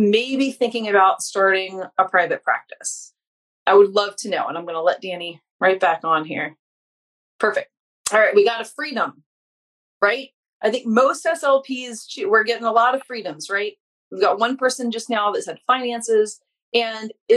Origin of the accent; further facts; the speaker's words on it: Louisiana, United States; now in Massachusetts, United States; we're both from Louisiana. She still lives there. I live in Massachusetts now, but I'm like Louisiana through and through